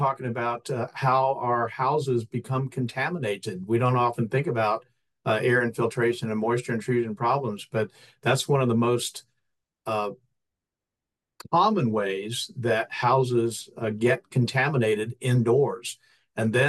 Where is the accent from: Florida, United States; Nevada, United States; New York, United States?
Florida, United States; I grew up in Florida